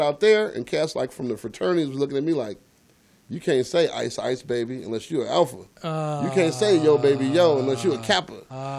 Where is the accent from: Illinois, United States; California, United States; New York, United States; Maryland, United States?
California, United States; I came out there from California